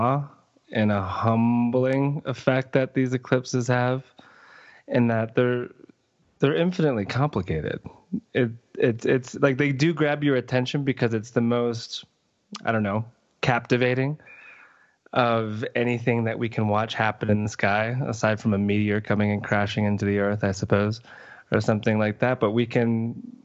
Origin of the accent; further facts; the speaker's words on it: Plantation, Florida, United States; 5/24/83, 1:31 p.m., Plantation, Florida, Broward County